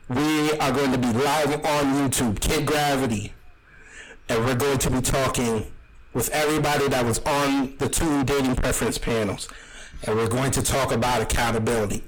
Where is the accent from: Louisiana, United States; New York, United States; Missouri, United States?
New York, United States; I'm from New York